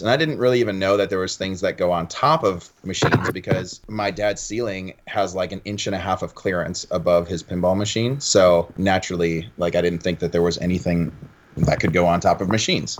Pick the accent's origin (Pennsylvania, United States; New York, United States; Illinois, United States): Illinois, United States; Chicago; I'm from Chicagoland area